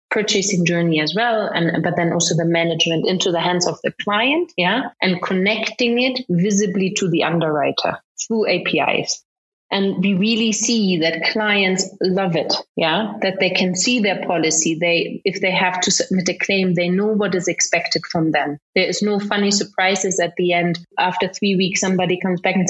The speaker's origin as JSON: {"language": "English", "country": "Germany", "tie": "born or raised there", "moved": "yes", "lives_now": "Kenya", "said": "I grew up in Germany."}